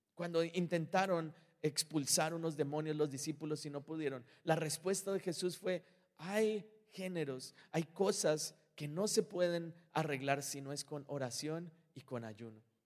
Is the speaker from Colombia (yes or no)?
yes; Colombia; moved away; yo soy colombiano